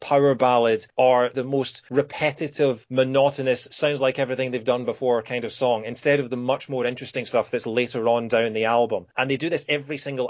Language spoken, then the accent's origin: English; Scotland, United Kingdom; moved away as an adult; also born or lived in Kent; I just moved away from home. I moved from Scotland down to Kent, so I was 400 miles away from home.